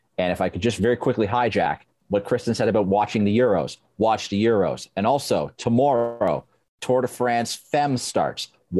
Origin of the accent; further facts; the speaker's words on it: Yorkshire and the Humber, United Kingdom; moved away; I'm a man from South Yorkshire